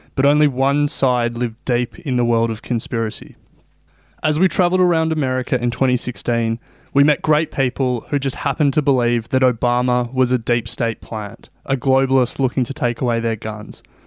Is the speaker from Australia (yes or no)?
yes; Australia; I'm not American, I'm Australian, and coming from the other side of the world